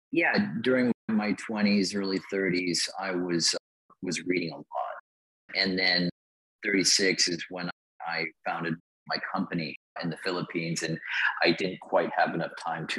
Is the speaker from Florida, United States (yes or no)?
no; Huntington Beach, California, United States; I grew up in Southern California in Huntington Beach